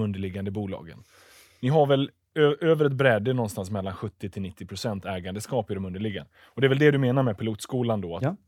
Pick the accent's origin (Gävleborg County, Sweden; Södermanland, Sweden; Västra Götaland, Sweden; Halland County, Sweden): Västra Götaland, Sweden; Tranemo; jag bor på andra sidan, eh, eller bor, kommer ifrån regionsgränsen i Västra Götaland, Tranemo med mera